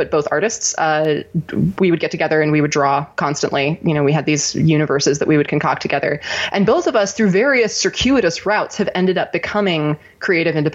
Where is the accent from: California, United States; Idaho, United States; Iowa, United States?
California, United States; Ojai; also born or lived in Los Angeles, California; I grew up in Ojai, California, which is a little town about 2 hours north